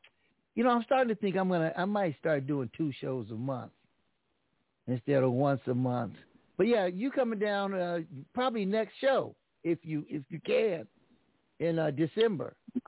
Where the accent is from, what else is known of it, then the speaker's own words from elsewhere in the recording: Los Angeles, California, United States; Hey, I'm Los Angeles